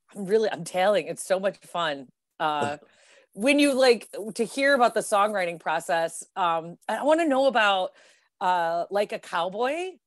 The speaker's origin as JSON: {"language": "English", "town": "Detroit", "region": "Michigan", "country": "United States", "tie": "born or raised there", "said": "growing up in Detroit"}